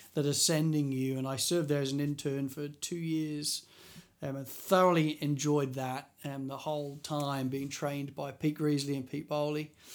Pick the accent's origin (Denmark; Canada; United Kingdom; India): United Kingdom; England; moved away as an adult; also born or lived in Christchurch; now in Sydney, Australia; as an Englishman